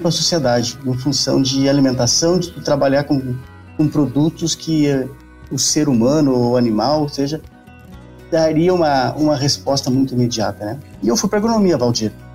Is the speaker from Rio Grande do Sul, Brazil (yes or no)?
yes; Pelotas, Rio Grande do Sul, Brazil; moved away as an adult; also born or lived in Bagé / Uruguaiana; now in Rio Verde, Brazil; eu sou o tipo gaúcho da fronteira, né? Porque nasci em Bagé, me criei em Uruguaiana, né? Depois, por um tempo, já com, na, na infância, ainda fui para Pelotas e fiquei lá uns 18 anos